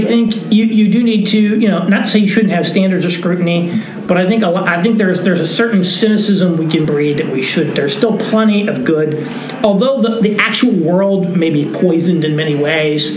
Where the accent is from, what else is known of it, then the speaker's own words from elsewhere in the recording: Indiana, United States; now in New York City, United States; I live in New York City, and uh, my wife is from Indiana, and so I'm from Indiana